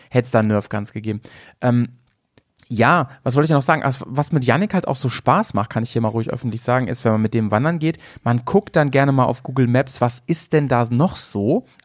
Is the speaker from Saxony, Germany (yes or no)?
yes; Dresden, Saxony, Germany; born there; Und ich, so ich bin in Dresden geboren.